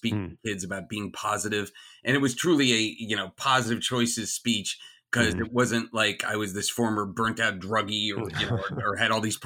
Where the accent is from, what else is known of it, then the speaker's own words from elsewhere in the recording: New Jersey, United States; I grew up in New Jersey, in like the gardeny part of New Jersey and farm country New Jersey